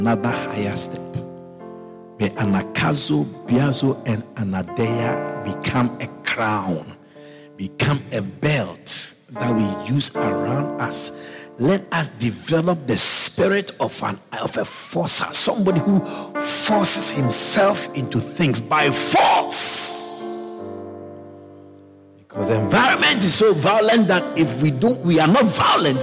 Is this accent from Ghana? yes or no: yes; Ghana; I come from Ghana